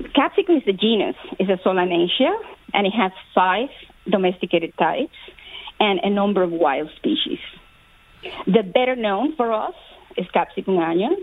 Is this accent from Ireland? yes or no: no; Cuba; moved away; I was born in Cuba